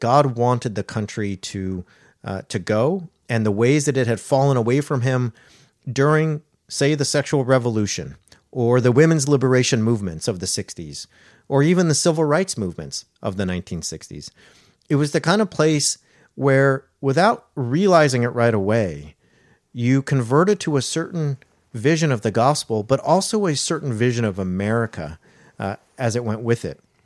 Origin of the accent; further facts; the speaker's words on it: Orange County, California, United States; I grew up in Orange County, California